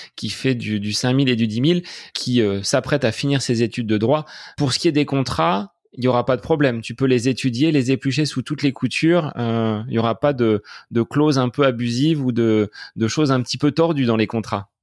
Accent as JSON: {"language": "French", "town": "Bonneval", "region": "Centre-Val de Loire", "country": "France", "tie": "born or raised there", "said": "du côté de Bonneval dans mon village natal"}